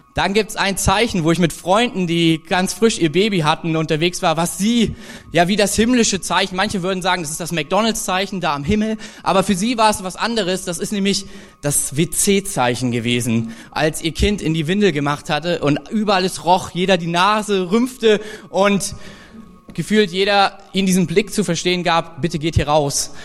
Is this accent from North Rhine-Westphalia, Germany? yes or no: no; Thuringia, Germany; für uns als, als Thüringer